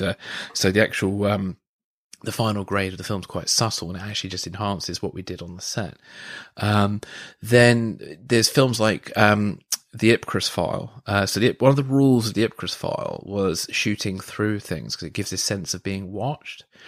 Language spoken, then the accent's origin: English; Guildford, South East England, United Kingdom; when I was living in Guildford, um, and I did some f- freelance film work. Um, at the Surrey University